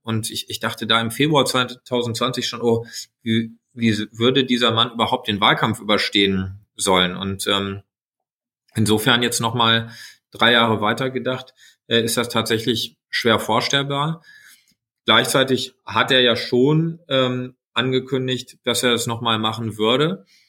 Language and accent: German; Sauerland, North Rhine-Westphalia, Germany; moved away as an adult; also born or lived in United States; now in Berlin, Germany; in meiner Heimat im Sauerland